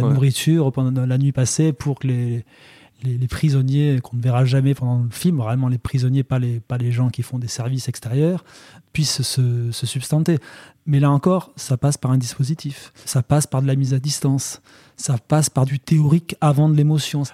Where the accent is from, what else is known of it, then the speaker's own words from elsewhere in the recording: near Bozouls, Occitania, France; à Bozoul, qui est à deux pas de là où j'ai grandi